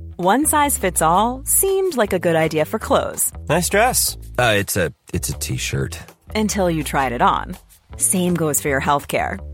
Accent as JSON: {"language": "English", "region": "England", "country": "United Kingdom", "said": "I am also an Englishman."}